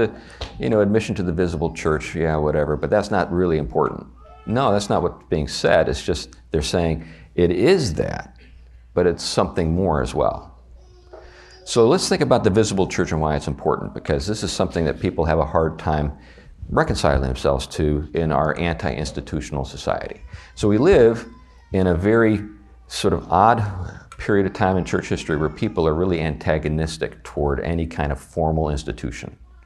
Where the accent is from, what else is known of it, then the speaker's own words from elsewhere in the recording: the South, United States; accent: Southern US; I keep resorting to my southern accent.